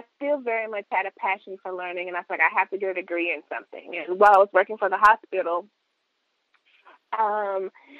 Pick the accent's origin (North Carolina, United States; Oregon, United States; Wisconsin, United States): North Carolina, United States; Chadbourn; moved away as an adult; also born or lived in Raleigh, North Carolina; now in Texas, United States; I'm from Chapman, North Carolina.